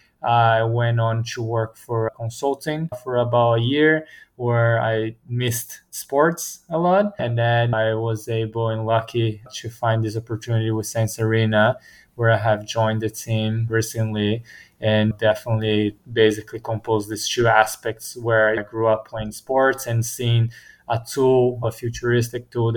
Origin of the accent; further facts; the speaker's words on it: Brazil; moved away as an adult; now in United States; I'm from Brazil originally. Grew up playing tennis